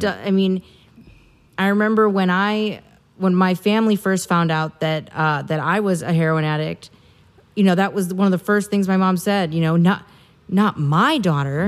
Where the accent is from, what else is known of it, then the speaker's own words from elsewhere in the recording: Midwest, United States; I'm a woman and I'm from the Midwest